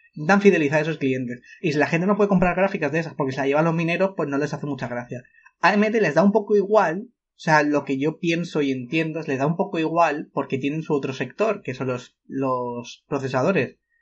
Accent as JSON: {"language": "Spanish", "country": "Spain", "said": "somos españoles"}